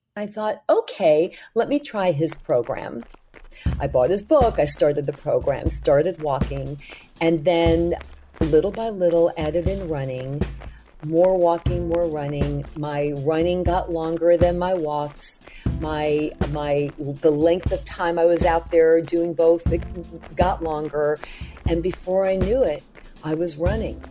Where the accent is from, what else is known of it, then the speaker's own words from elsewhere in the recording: New York City, New York, United States; running after the Good Humor ice cream truck when I was growing up in Brooklyn